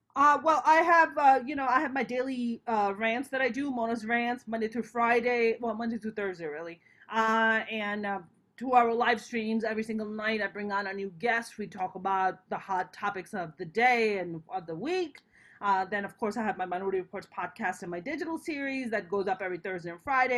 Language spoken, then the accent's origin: English; Pakistan; moved away; I'm a Pakistani Muslim